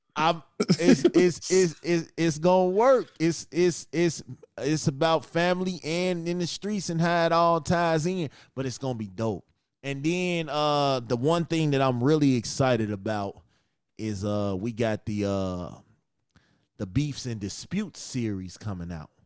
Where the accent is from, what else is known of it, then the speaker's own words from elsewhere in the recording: Chicago, Illinois, United States; my hometown, Chicago